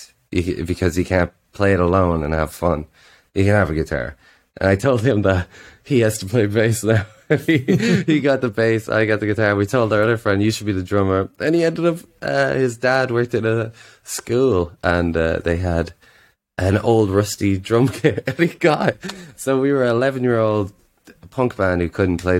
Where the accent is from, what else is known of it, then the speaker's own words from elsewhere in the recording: Drogheda, Leinster, Ireland; moved away as an adult; now in Berlin, Germany; my hometown is in Drogheda on the East Coast